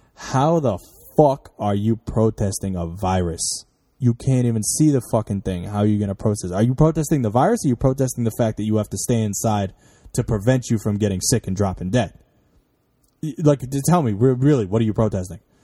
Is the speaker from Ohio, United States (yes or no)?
no; New York, United States; I'm from New York, which is, like, the worst fucking place for there to be traffic